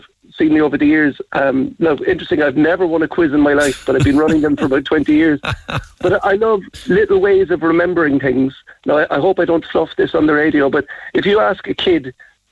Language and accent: English; Ballinora, Munster, Ireland; also born or lived in Dublin / Cork; I grew up in Ballinora